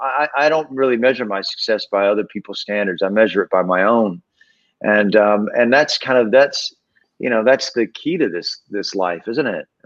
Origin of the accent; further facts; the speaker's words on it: Georgia, United States; moved away as an adult; now in Los Angeles, United States; Well, I was 19 when I came to LA from Georgia, and so you know, I'm 49 now, so I've been out here for 30 years.